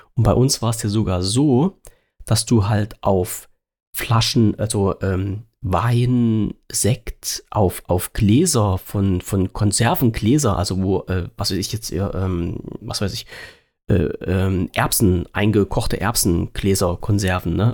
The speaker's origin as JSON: {"language": "German", "country": "Germany", "said": "Ich habe in der DDR gewohnt"}